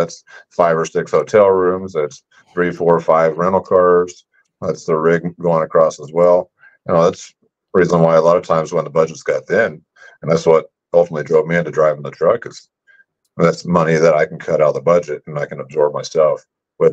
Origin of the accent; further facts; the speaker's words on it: Oklahoma, United States; also born or lived in Las Vegas, Nevada / California; now in Carson City, United States; I'm originally from Oklahoma.